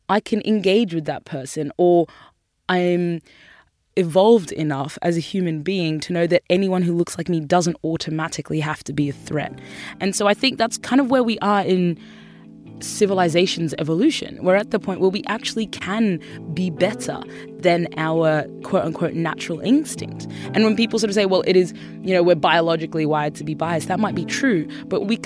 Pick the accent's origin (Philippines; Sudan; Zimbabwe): Sudan; born there; also because I was born in Sudan, and Sudan was one of the countries that was put on the Muslim ban list.